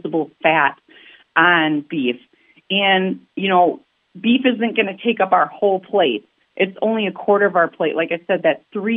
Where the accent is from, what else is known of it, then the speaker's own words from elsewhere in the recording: Milwaukee, Wisconsin, United States; I'm a city kid. I'm from Milwaukee